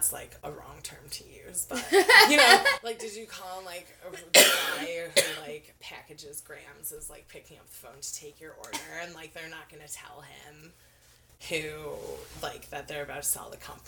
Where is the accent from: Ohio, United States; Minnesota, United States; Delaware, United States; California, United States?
Ohio, United States; also born or lived in Oregon; now in Washington, United States; I'm from Ohio